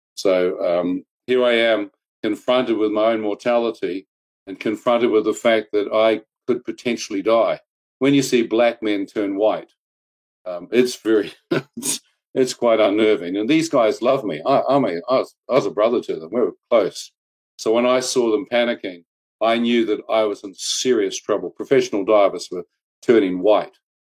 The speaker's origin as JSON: {"language": "English", "country": "New Zealand", "tie": "born or raised there", "said": "I was brought up and born and bred in New Zealand"}